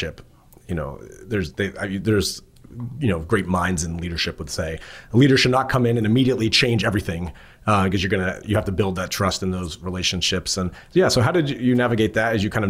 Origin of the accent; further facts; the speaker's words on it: near Princeton, New Jersey, United States; I grew up near Princeton, New Jersey